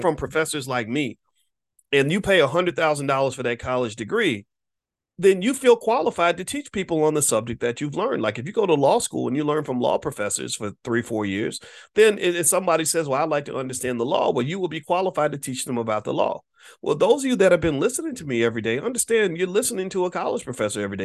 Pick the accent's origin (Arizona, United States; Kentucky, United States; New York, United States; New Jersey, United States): Kentucky, United States; Louisville; in Louisville, Kentucky, my hometown